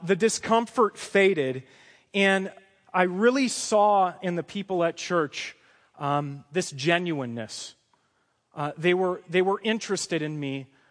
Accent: Chicago, Illinois, United States; I come from a Chicago, Polish, Roman Catholic family. My dad's a retired Teamster truck driver, Uh, we grew up in the Roman Catholic tradition

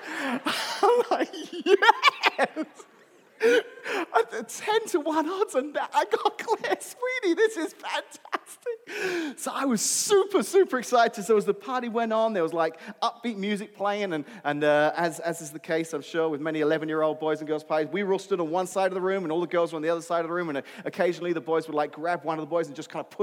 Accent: London, United Kingdom; Where I grew up in London, I went to an all-boys high school

